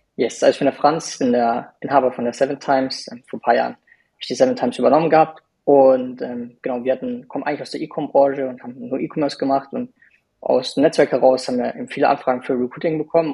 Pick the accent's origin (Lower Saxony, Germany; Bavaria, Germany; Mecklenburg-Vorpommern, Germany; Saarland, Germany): Bavaria, Germany; Munich; ich bin auch aus München